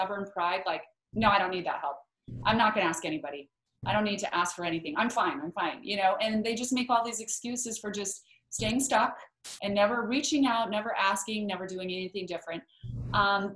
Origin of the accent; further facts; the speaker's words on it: Idaho, United States; we grew up in Idaho where there are lots and lots of potatoes, but no mangoes